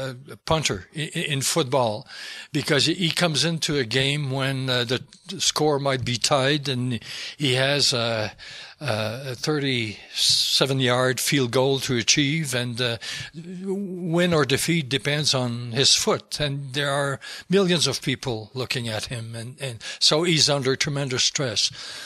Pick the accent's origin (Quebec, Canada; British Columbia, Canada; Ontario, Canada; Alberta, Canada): Quebec, Canada; first language French; English is a second language; But, yeah, my mother tongue is French. I wrote it, I wouldn't have tried to write it in English, really. My English is not what I would like it to be, but I wrote it in French.